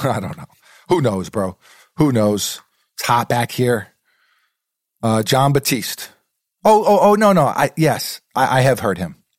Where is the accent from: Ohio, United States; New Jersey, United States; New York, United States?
New York, United States; New York City; moved away; growing up in New York City, sneakers are a part of the culture there